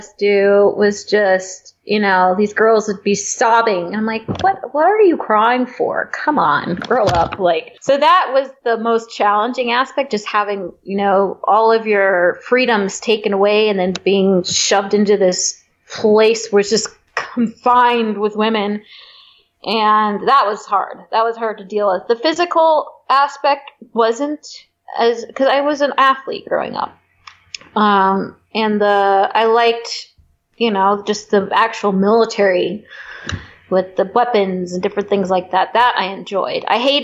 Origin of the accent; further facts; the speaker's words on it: California, United States; also born or lived in Michigan; now in San Diego, United States; went back home to my home state, California